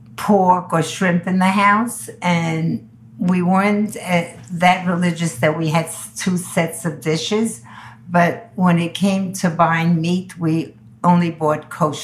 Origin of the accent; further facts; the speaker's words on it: Antwerp, Flanders, Belgium; now in New York, United States; Antwerp, Belgium.